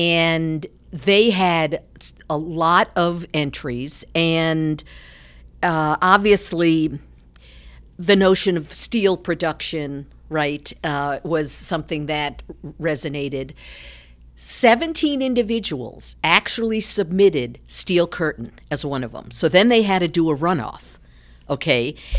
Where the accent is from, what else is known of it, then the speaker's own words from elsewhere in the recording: New York, United States; now in Ohio, United States; I'm from New York. Didn't have a love for sports when I was growing up, came to Ohio and still didn't, you know, have a connection.